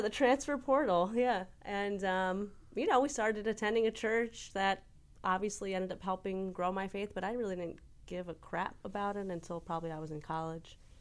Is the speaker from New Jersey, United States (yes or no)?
yes; Florham Park, New Jersey, United States; I am from North Jersey. I am from a little town called Florne Park